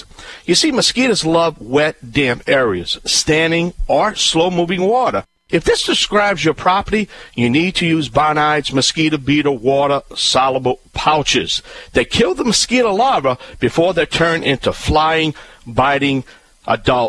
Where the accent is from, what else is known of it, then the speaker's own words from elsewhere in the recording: Cajun, Louisiana, United States; I'm the …